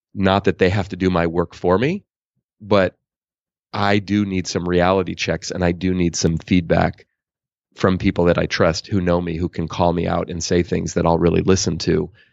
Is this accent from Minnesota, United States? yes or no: no; Oakland, California, United States; I grew up in Oakland, California